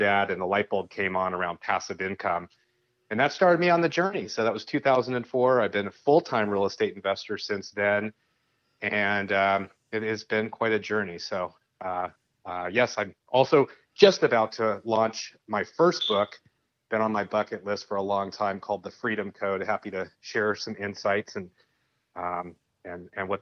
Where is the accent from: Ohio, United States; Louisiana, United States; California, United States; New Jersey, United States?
California, United States; San Francisco Bay Area; now in Sonora, United States; I grew up in the San Francisco Bay Area, born and raised